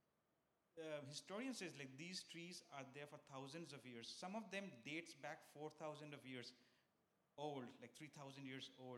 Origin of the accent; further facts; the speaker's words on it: India; moved away as an adult; also born or lived in San Francisco, United States; now in United States; I come from India. There's many religions there. I've grown up in places like my neighbors and Muslims, Hindus